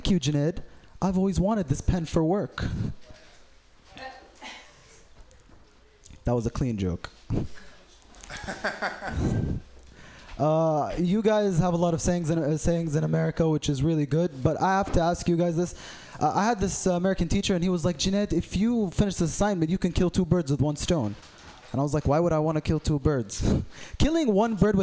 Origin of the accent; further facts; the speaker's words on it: Saudi Arabia; I'm from Saudi Arabia.